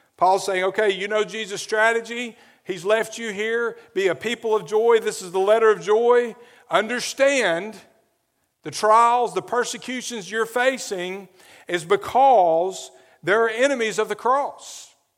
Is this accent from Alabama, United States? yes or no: yes; Adamsville, Alabama, United States; moved away as an adult; also born or lived in New Orleans; where I grew up in Adamsville